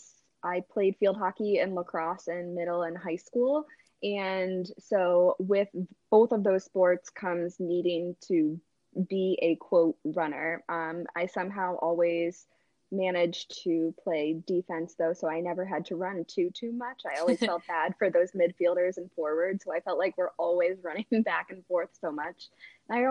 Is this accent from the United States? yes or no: yes; Connecticut, United States; moved away as an adult; now in New Hampshire, United States; I grew up in Connecticut originally